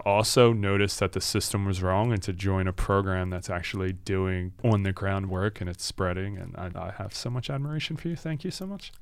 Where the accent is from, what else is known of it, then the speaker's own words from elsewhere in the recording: Philadelphia, Pennsylvania, United States; we're coming from Philly and living here our whole lives